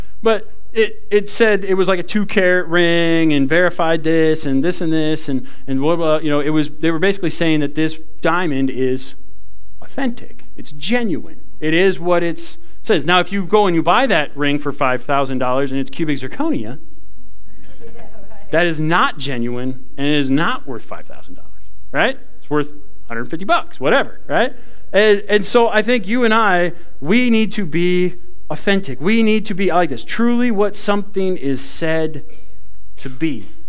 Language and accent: English; Ireland; I thought it was okay because I'm Irish. I thought I got a pass on that one. You don't get a pass on it because you're Irish.